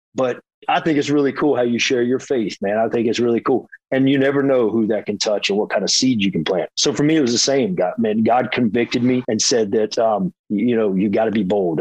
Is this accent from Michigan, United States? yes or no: no; Hickory, North Carolina, United States; moved away as an adult; also born or lived in Florida; I am from Hickory, North Carolina, a small town